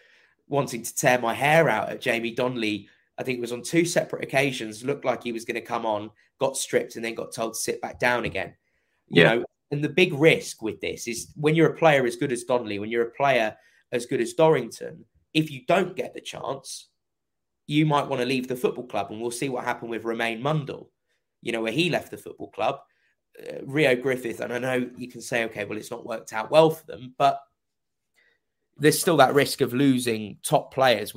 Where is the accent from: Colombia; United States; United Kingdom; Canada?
United Kingdom; Kent, South East England; I was raised in Kent.